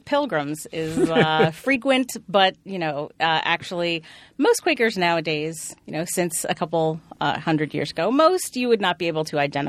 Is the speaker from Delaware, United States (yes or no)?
yes; Wilmington, Delaware, United States; I was raised Quaker. I went to Quaker school when I was growing up. So I grew up in Wilmington, Delaware